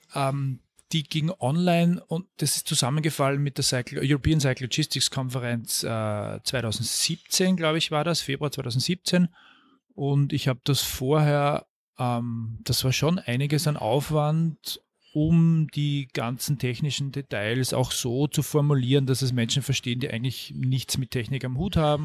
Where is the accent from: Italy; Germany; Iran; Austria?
Austria; Mühlviertel, Upper Austria; moved away as an adult; now in Vienna, Austria; Ich bin im Mühlviertel aufgewachsen, in kleiner Gemeinde Mühlviertel